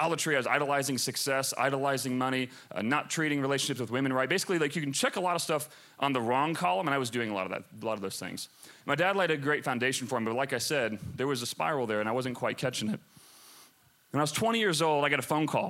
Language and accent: English; Chicago, Illinois, United States; I grew up in Chicago